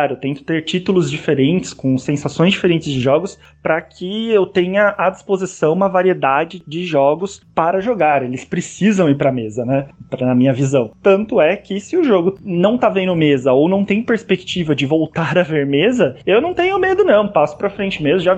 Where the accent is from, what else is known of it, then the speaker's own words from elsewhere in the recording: São Paulo, Brazil; Eu sou aqui de São Paulo